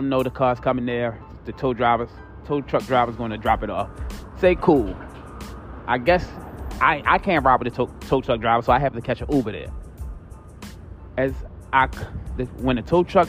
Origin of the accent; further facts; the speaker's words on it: Baltimore, Maryland, United States; I'm from East Baltimore.